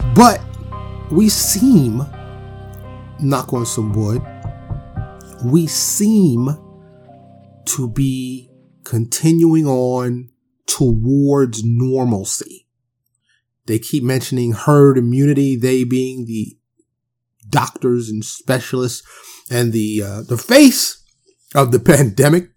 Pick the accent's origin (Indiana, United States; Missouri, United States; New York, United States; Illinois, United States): New York, United States; New York City; moved away; growing up in Harlem and the, and the Bronx